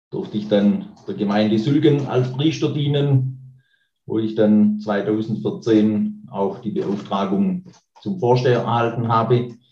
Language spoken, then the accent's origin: German; Nagold, Baden-Württemberg, Germany; now in Albersbach, Germany; komme gebürtig aus dem Nagolder Bezirk, auch direkt aus der Gegend von Nagold lebe jetzt seit zwölf Jahren in Albersbach.